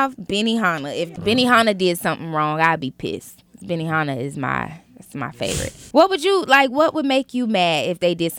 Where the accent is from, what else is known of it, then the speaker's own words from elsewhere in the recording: Atlanta, Georgia, United States; also born or lived in Detroit, Michigan; I was born in Detroit, raised in Atlanta.